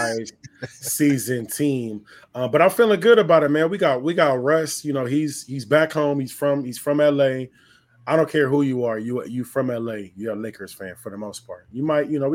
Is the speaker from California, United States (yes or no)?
yes; Los Angeles, California, United States; I'm from the San Fernando Valley, a little bit outside